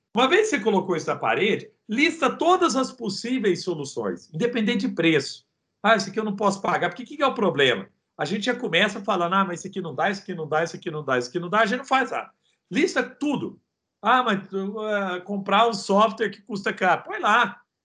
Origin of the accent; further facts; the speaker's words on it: Araguari, Minas Gerais, Brazil; accent: country (roça) accent; moved away as an adult; also born or lived in Rio de Janeiro; Eu sou de Araguari. Araguari é Guerre para quem fala inglês, e Guerre fica no Triângulo Mineiro